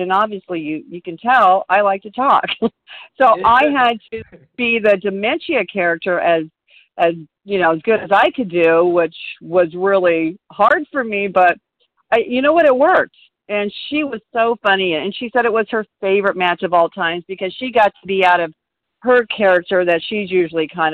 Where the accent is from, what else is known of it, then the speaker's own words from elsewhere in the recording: Auburn, Washington, United States; I'm from Auburn, Washington